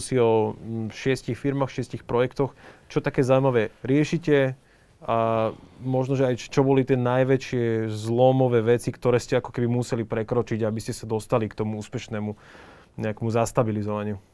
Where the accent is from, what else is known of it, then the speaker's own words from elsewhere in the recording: Slovakia; sme my Slováci